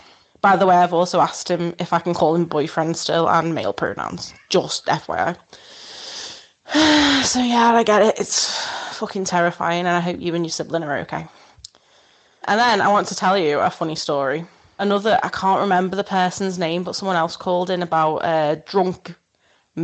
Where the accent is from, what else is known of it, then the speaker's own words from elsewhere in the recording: Wirral, North West England, United Kingdom; I'm actually from Wirral, which is over the Mersey from Liverpool